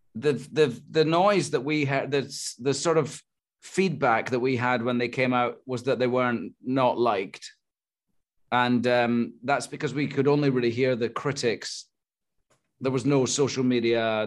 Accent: Scotland, United Kingdom; I'm Scottish

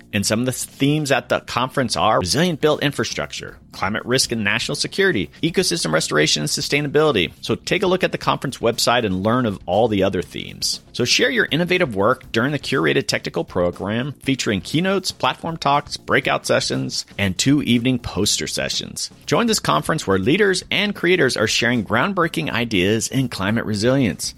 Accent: Sarasota, Florida, United States; moved away; I grew up in Sarasota, which is just an hour north

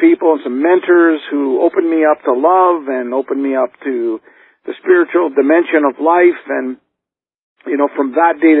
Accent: Canada; I grew up in poverty. I mean, I'm from Canada, and our family lived as I was growing up in the projects

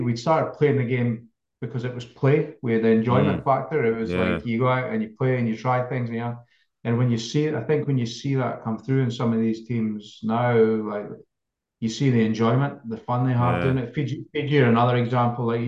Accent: Jedburgh, Scotland, United Kingdom; moved away as an adult; now in Adelaide, Australia; I grew up in Jedburgh and the Scottish borders

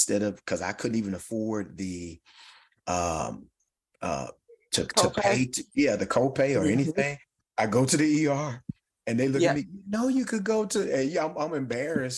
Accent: Louisville, Mississippi, United States; My hometown of Louisville, Mississippi

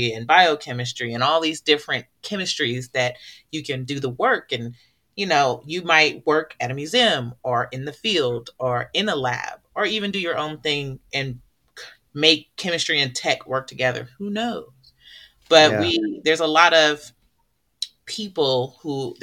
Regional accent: Oakland, California, United States; I'm from Oakland, California

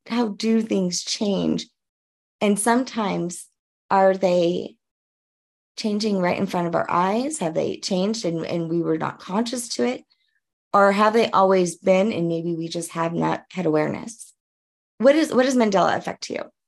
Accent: New Orleans, Louisiana, United States; now in Colorado, United States; I'm originally from New Orleans

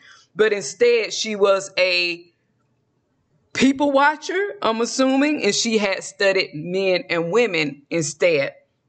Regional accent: Georgia, United States; I'm from Georgia

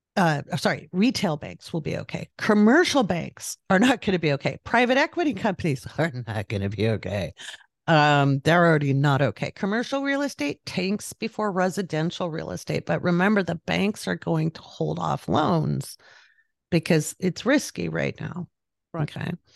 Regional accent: Pacific Northwest, United States; moved away as an adult; also born or lived in overseas; now in California, United States; I grew up in the Pacific Northwest, and then I lived overseas, and then when I moved back, I moved back to the Pacific Northwest.

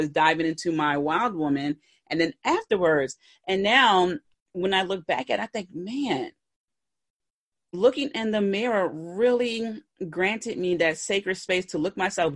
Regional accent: Philadelphia, Pennsylvania, United States; I'm from Philly.

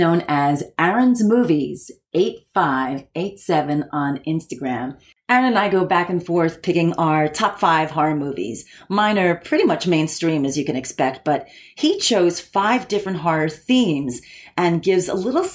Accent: New York City, New York, United States; I grew up in the 60s, and I am from the Bronx in New York

